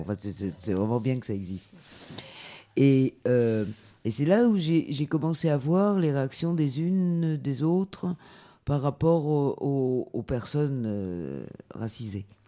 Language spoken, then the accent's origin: French; France; j'ai été élevée ici en France par des parents adoptifs blancs